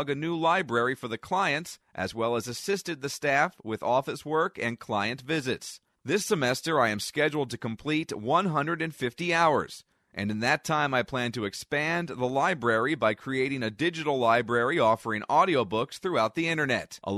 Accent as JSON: {"language": "English", "town": "Hamburg", "region": "Pennsylvania", "country": "United States", "tie": "born or raised there", "said": "I am a new intern here at the VRC. I am from Hamburg, Pennsylvania, born and raised here all my life."}